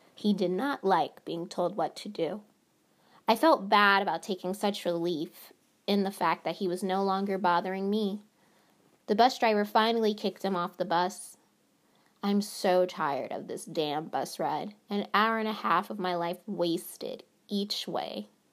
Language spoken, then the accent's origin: English; North Carolina, United States; moved away as an adult; also born or lived in Phoenix, Arizona; go back home safe to North Carolina, my home state.